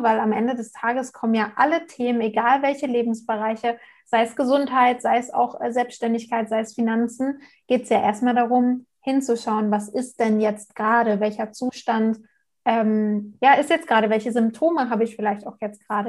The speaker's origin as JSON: {"language": "German", "country": "Germany", "said": "hier bei uns in Deutschland"}